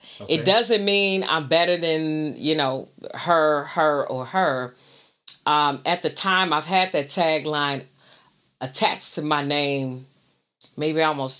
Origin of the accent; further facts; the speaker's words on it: Inglewood, California, United States; also born or lived in Chicago, Illinois; I was born in Chicago, but I left very young and went to Inglewood, California.